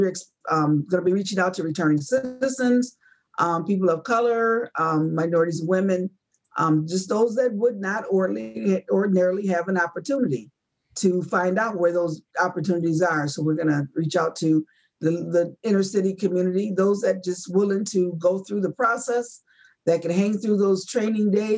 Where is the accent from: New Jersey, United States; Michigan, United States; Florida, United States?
Michigan, United States; Grand Rapids; I am from Grand Rapids, not Detroit.